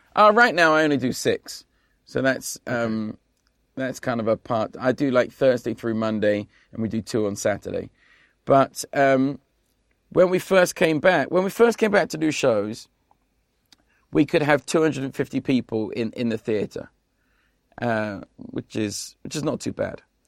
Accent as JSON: {"language": "English", "region": "London", "country": "United Kingdom", "tie": "born or raised there", "moved": "as an adult", "lives_now": "Las Vegas, United States", "said": "I grew up in South East London"}